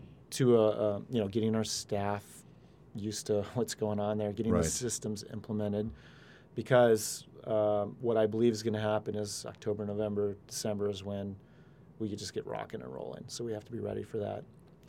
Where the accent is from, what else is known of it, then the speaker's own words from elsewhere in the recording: California, United States; born there; No, I was born in Northern California, but I did go to UCSB.